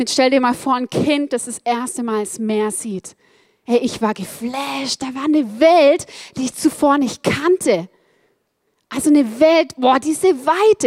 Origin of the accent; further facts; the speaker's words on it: Black Forest, Baden-Württemberg, Germany; Ich bin aufgewachsen im Schwarzwald, im Südwesten Deutschlands auf über 1000 Meter